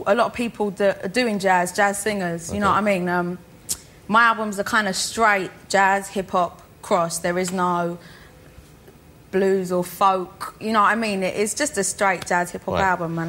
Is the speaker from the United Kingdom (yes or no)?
yes; London, United Kingdom; I'm from Southgate. I was born in North London.